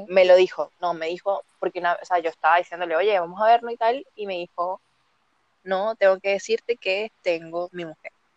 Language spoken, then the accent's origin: Spanish; Venezuela; now in Chile; Yo estoy ubicada en Chile, pero soy venezolana